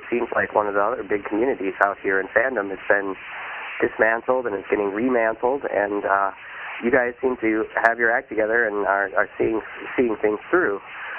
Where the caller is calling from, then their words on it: Madison, Wisconsin, United States; I'm calling from Madison, Wisconsin